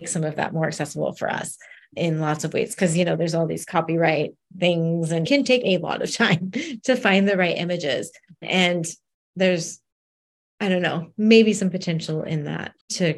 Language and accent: English; United States; I was born and raised in the States